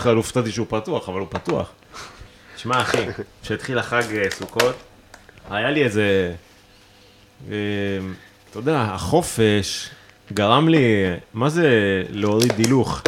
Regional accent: Israel; אני מישראל

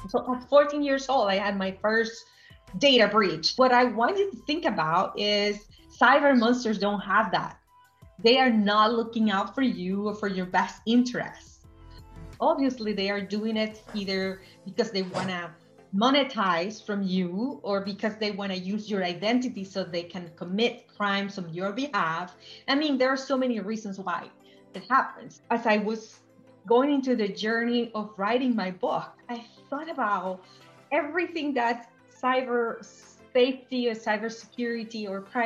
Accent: Venezuela; I grew up in Venezuela

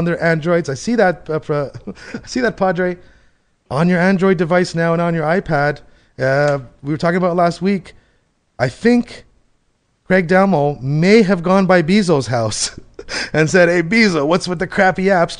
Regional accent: Canada; I'm Canadian.

